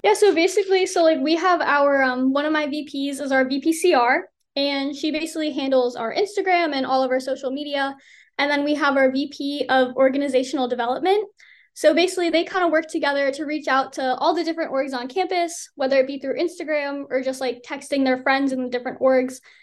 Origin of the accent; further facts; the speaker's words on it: Rockaway, New Jersey, United States; moved away as an adult; I'm from Rockaway, New Jersey, and I graduated from Morris Hills High School um, in 2021